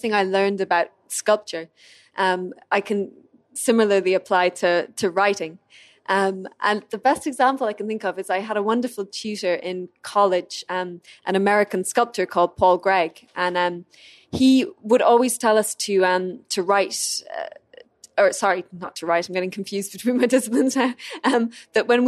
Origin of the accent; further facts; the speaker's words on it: Ireland; first language English; I'm Irish